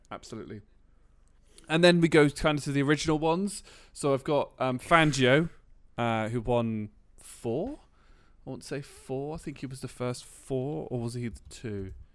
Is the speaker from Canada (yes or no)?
no; United Kingdom; I'm British